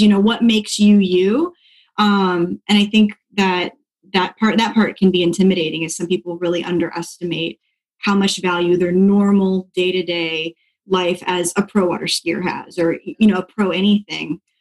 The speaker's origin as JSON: {"language": "English", "town": "Dixon", "region": "Illinois", "country": "United States", "also_born_or_lived": "Pensacola, Florida", "moved": "yes", "lives_now": "Florida, United States", "said": "I am from a really small town outside of Chicago called Dixon, so okay. northern Illinois."}